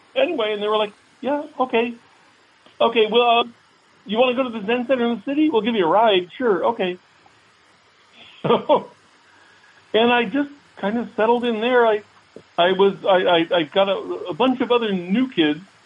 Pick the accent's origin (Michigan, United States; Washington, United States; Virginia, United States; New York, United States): Virginia, United States; Fairfax; moved away; also born or lived in Alexandria, Virginia / Springfield, Virginia; Fairfax City of not the big Fairfax County. Uh, that, that that was where I grew up